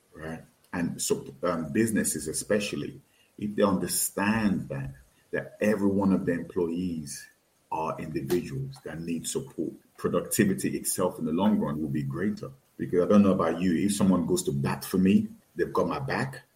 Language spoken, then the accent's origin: English; Nigeria; I definitely identify with being Yoruba. I definitely identify with being Nigerian, being West African, being African